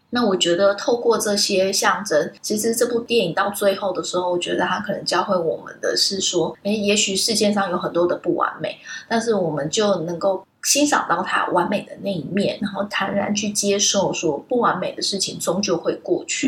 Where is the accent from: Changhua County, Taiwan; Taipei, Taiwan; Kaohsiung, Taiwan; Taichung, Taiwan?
Taipei, Taiwan; 后来我在台北长大，我家附近有一个